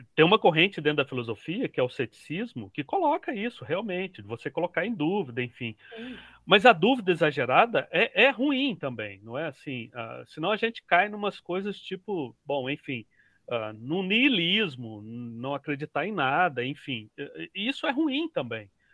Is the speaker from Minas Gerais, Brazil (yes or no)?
yes; Minas Gerais, Brazil; eu sou mineiro, mineiro é desconfiado por natureza